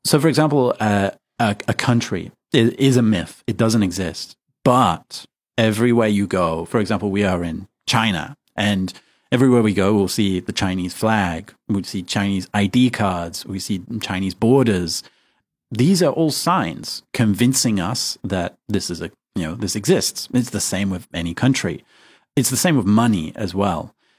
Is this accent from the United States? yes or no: no; United Kingdom; I, am British